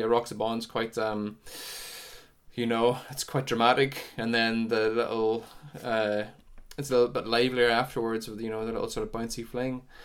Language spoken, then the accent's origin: English; Sion Mills, Northern Ireland, United Kingdom; I come from Cyan Mills in County Tyrone, just up on the, up on the border, really, a couple of miles from the border, uh, t, uh, of Donegal.